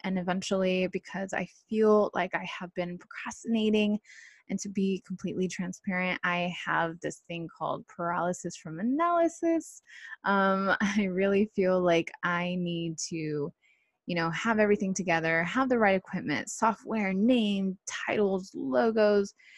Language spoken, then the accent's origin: English; Costa Mesa, California, United States; also born or lived in Irvine, California; born and raised in South Orange County, more like Costa Mesa, Santa Ana area